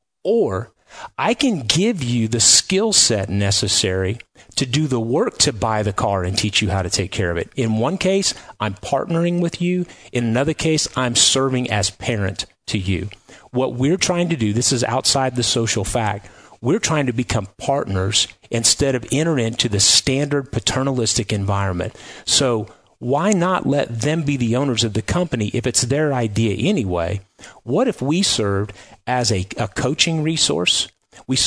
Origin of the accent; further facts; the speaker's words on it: Kirksville, Missouri, United States; Kirksville, Missouri.